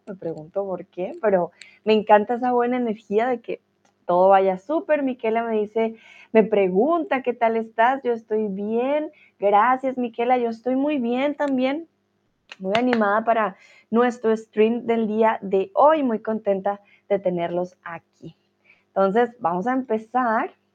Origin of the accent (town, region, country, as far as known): Colombia